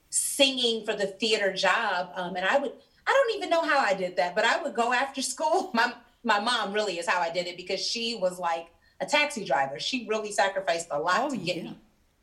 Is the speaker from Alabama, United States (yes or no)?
no; Chicago, Illinois, United States; I'm from Chicago